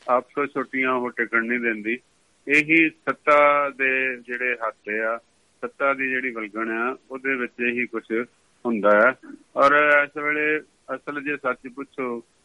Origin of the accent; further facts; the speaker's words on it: Shaheed Bhagat Singh Nagar district, Punjab, India; ਸਾਡੇ ਜ਼ਿਲ੍ਹੇ ਨੂੰ ਵੀ ਉਹਨਾਂ ਦੇ ਨਾਂ ਦੇ ਉੱਤੇ ਸ਼ਹੀਦ ਭਗਤ ਸਿੰਘ ਨਗਰ